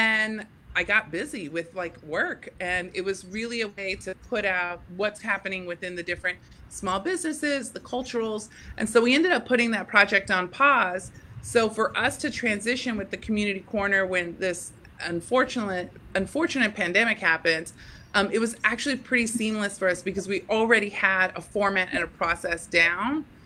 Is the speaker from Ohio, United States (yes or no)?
no; Texas, United States; now in Staten Island, United States; I'm from Texas, but I live in Staten Island.